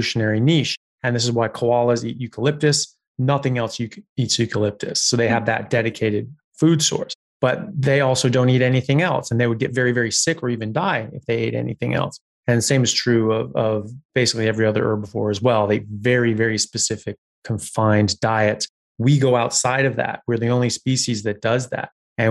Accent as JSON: {"language": "English", "country": "United States", "moved": "as an adult", "lives_now": "Australia", "said": "I'm an American medical doctor specializing in neurosurgery"}